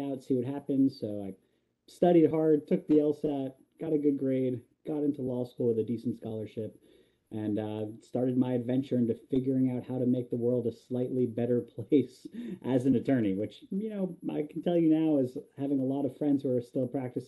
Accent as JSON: {"language": "English", "region": "South Florida", "country": "United States", "tie": "born or raised there", "said": "born and raised in South Florida"}